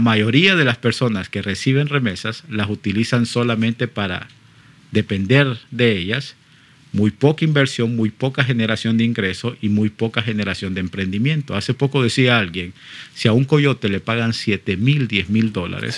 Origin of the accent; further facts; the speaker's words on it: Honduras; como hondureño